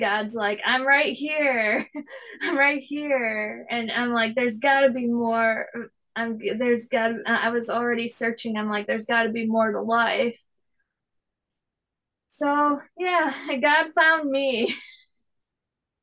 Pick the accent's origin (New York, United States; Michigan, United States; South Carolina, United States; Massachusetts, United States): Michigan, United States; Perry; we're from Perry, Michigan. We're right in the middle of Lansing and Flint.